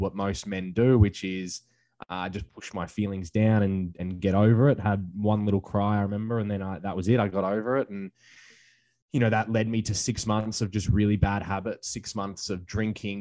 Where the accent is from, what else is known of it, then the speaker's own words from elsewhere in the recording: Australia; now in Hawaii, United States; I'm from Australia, but I'm currently living in Hawaii